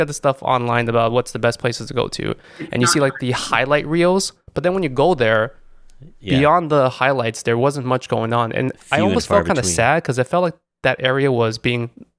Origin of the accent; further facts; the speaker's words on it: New York City, New York, United States; accent: Queens; I grew up in Flushing, Queens.